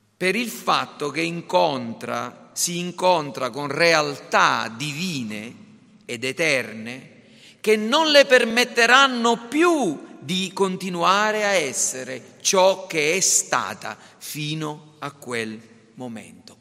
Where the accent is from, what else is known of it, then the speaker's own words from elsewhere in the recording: Caltanissetta, Sicily, Italy; tradizioni religiose della nostra città